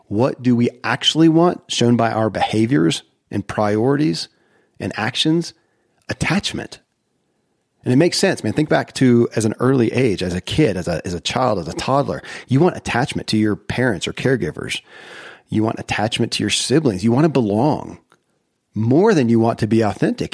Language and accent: English; Kentucky, United States; born or raised there